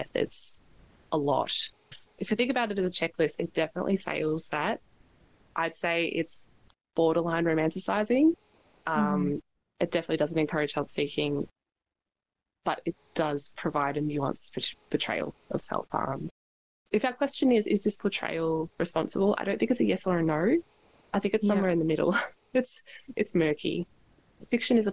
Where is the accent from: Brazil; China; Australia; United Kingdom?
Australia; being Australian